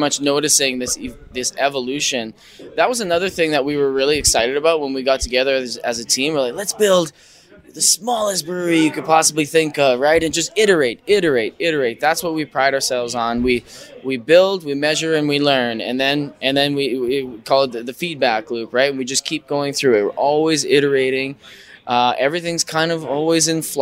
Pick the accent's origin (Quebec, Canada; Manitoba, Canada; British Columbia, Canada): Manitoba, Canada; we're from Manitoba